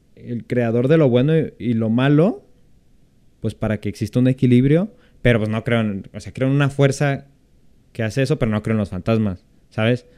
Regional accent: central/western Mexico, Mexico; yo soy del centro de México, soy del occidente, entonces aquí no se celebra tanto el Halloween

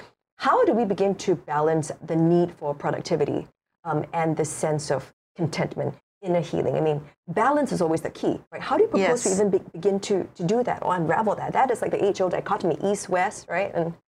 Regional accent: Singapore; moved away as an adult; now in Hawaii, United States; my husband's Korean and I'm from Singapore. We're both from, you know, these very like high stress societies.

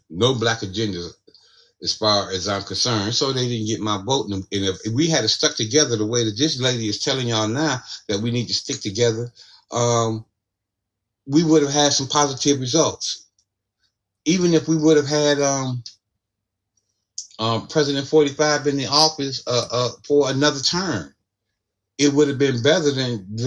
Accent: Ohio, United States; my home state of Ohio

